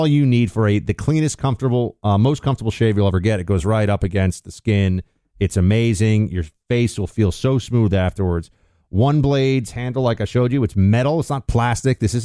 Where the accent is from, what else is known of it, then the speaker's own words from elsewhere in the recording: New York, United States; my hometown of New York